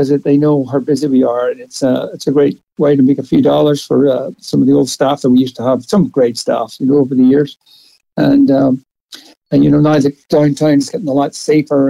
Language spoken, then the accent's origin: English; Belfast, Northern Ireland, United Kingdom; now in Portland, Oregon, United States; I grew up in Belfast